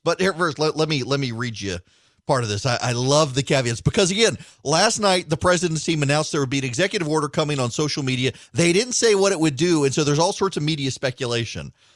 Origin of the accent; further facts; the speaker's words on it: Dubai, United Arab Emirates; moved away; when I grew up in Dubai